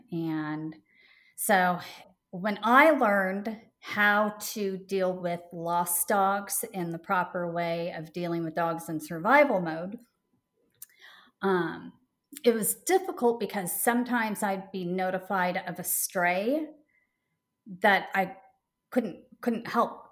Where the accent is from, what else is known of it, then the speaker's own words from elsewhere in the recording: Portland, Oregon, United States; moved away as an adult; now in Charlotte, United States; I grew up there and it was the first time really truly moving away from my home state